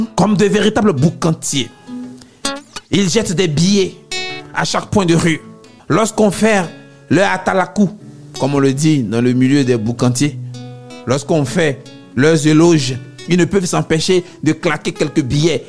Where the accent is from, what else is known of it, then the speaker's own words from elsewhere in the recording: Abidjan, Côte d’Ivoire; chez nous à Abidjan